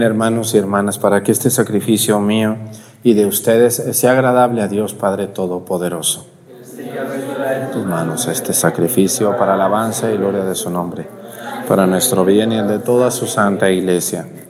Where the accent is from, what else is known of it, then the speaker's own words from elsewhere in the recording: El Santuario, Mexico; moved away; mi pueblo